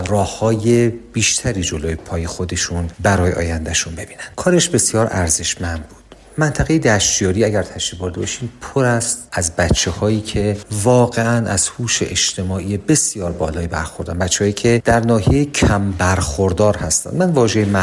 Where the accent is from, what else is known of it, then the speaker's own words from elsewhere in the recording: Iran; من به خودم به عنوان یک ایرانی بالیدم